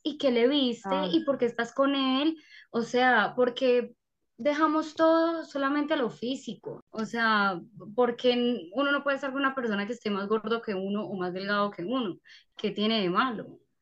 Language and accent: Spanish; Paisa, Antioquia, Colombia; nosotros los paisas